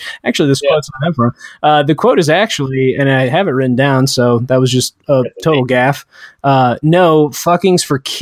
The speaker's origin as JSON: {"language": "English", "country": "United States", "said": "we're all American"}